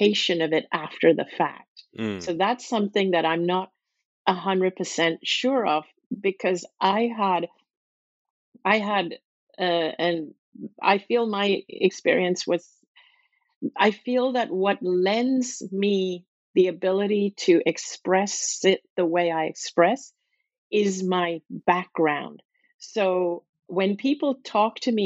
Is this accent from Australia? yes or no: no; Hong Kong; also born or lived in Singapore; I grew up in a city that was a British colony, where I had a British education with English kids, and where we grew up learning the Bible and singing hymns every morning and learning about Christianity. And but this British colony was Hong Kong